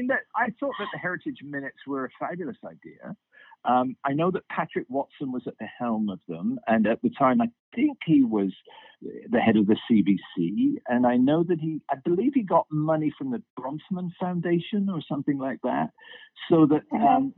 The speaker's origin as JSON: {"language": "English", "town": "Oxford", "region": "South East England", "country": "United Kingdom", "tie": "born or raised there", "moved": "as an adult", "lives_now": "Toronto, Canada", "said": "I originally was born and raised in Oxford and came over in my 20s."}